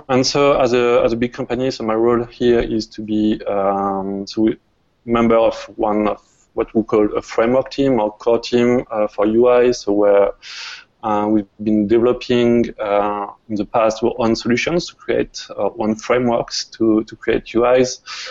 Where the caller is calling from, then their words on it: France; English is a second language; I'm calling from France, so I hope you'll get used to my accent.